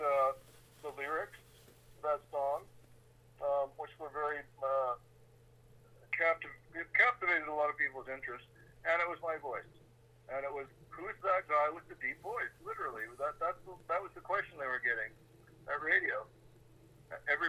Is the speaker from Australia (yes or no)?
no; Canada